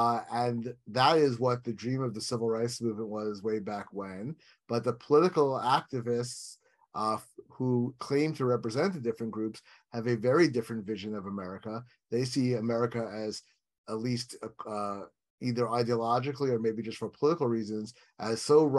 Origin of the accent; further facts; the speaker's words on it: New York, United States; I grew up in New York, not like, you know, somewhere associated with the Deep South or whatever.